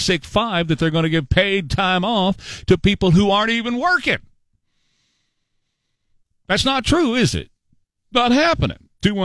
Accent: Northeast side, Texas, United States; growing up on the Northeast side

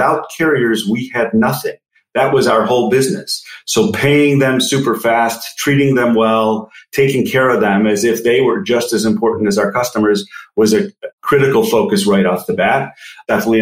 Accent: Chicago, Illinois, United States; also born or lived in Philadelphia; Grew up in the north suburbs of Chicago

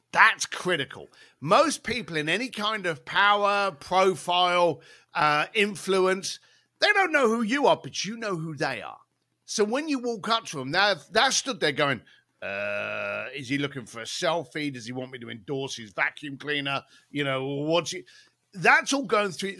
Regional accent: London, United Kingdom; moved away; growing up in East London, as a bricklayer

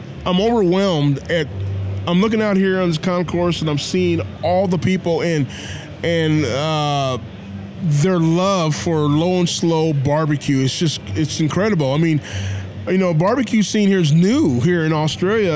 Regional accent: Iowa, United States; I'm from the center part of the country, which is, I'm from Iowa.

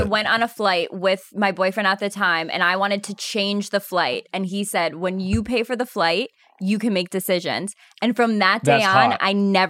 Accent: Albany, New York, United States; I'm from upstate New York.

